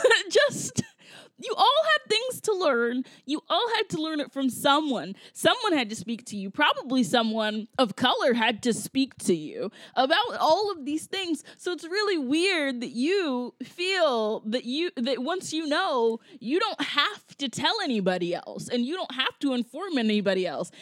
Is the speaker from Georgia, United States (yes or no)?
yes; Georgia, United States; moved away; I grew up in Georgia and I grew up with people, like especially white people, who did not understand this.